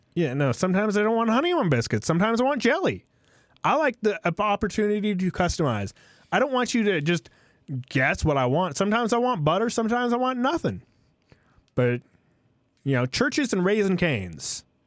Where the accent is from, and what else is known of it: United States